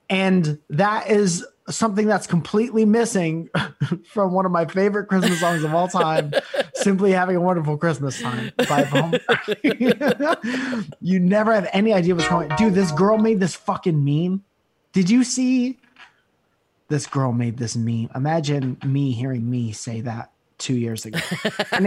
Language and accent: English; Connecticut, United States; moved away; my hometown in Connecticut